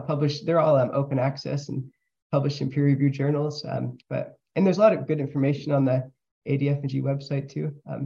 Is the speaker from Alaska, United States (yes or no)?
yes; Cordova, Alaska, United States; also born or lived in Palmer, Alaska; I was born in Palmer, then I moved to Cordova when I was nine.